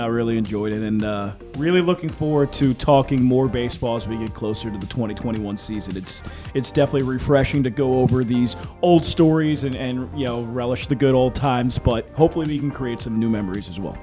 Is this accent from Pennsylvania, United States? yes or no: yes; Philadelphia, Pennsylvania, United States; I grew up in Philadelphia.